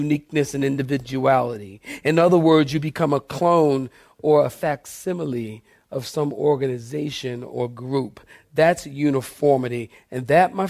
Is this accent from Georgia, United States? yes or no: no; Philadelphia, Pennsylvania, United States; moved away; I'm from Philly